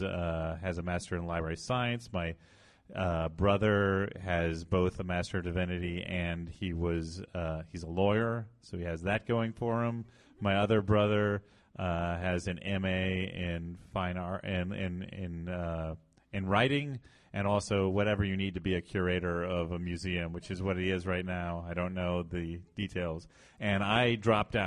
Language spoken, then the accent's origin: English; Illinois, United States; moved away as an adult; also born or lived in Savannah; now in New York, United States; I'm from Illinois. I'm from a tiny town in the middle of Illinois